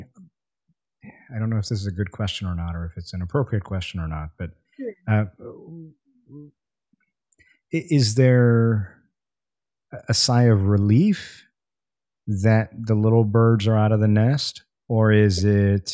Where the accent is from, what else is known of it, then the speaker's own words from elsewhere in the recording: India; also born or lived in Coral Springs, Florida; now in Florida, United States; I was born and raised in India. I moved to Coral Springs in 2002.